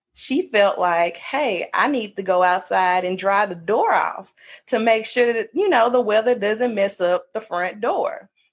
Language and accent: English; Mississippi, United States; we're from Mississippi